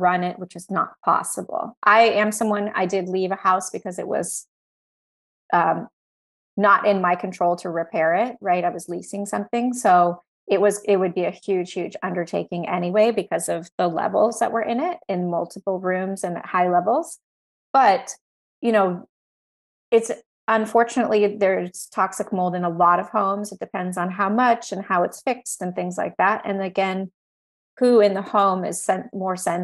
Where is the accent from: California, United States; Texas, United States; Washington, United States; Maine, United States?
Texas, United States; I grew up in Texas